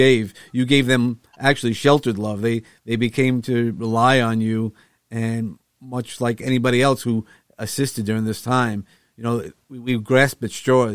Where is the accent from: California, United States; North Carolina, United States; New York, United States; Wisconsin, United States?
New York, United States; living as a New Yorker, New Yorker all my life